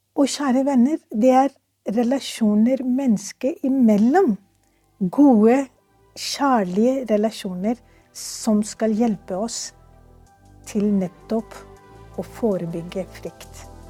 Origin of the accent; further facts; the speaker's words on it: Pakistan; Norwegian is a second language; now in Norway; jeg er født og oppvokst i Pakistan.